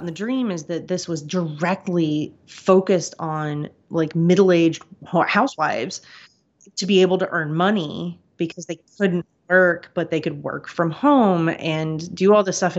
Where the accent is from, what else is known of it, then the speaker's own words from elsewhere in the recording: Kansas, United States; growing up in the Midwest, I grew up in Kansas